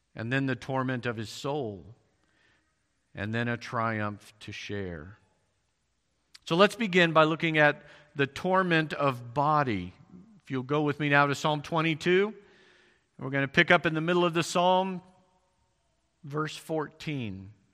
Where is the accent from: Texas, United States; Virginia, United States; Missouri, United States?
Missouri, United States; I'm from Missouri.